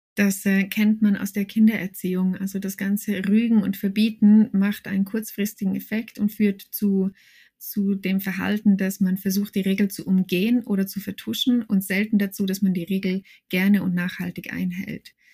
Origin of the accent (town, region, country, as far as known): Switzerland